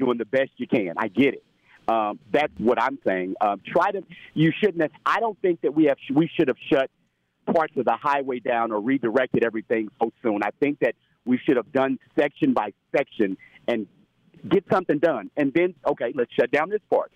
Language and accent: English; Indianapolis, Indiana, United States; also born or lived in California; I'm from Indianapolis, but I've lived in California before